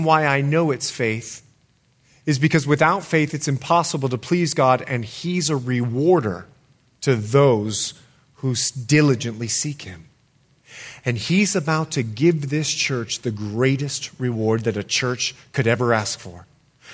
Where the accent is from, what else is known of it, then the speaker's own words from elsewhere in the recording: Bahamas; also born or lived in United States; I'm more Bahamian than I am American